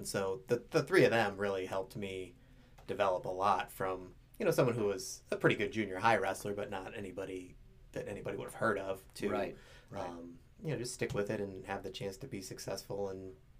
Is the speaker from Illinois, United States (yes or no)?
no; Stow, Ohio, United States; I grew up in Stowe. My dad also grew up in Stowe